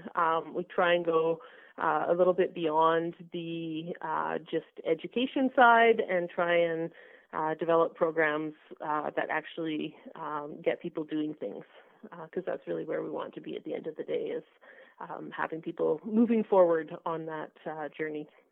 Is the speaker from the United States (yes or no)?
no; Alberta, Canada; also born or lived in British Columbia; I grew up in Alberta and, and I left to, to work in BC for a number of years, and I've just come back within the last five years